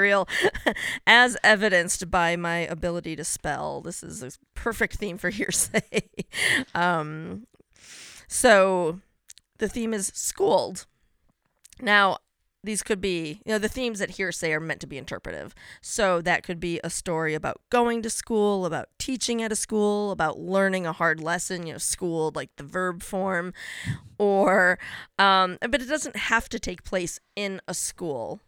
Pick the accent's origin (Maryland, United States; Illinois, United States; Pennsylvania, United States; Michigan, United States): Illinois, United States; a suburb of Chicago; I grew up in a suburb of Chicago.